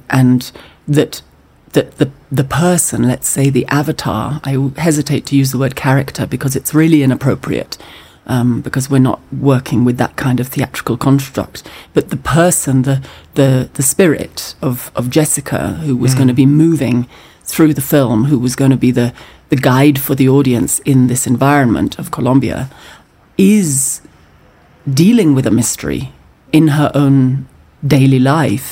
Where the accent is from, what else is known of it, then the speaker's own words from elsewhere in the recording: Scotland, United Kingdom; as a Scottish person